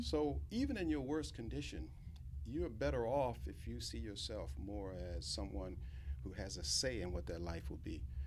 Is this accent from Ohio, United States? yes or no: no; Norfolk, Virginia, United States; I grew up in Hampton Roads in Norfolk, Virginia, went to segregated schools all my, all my life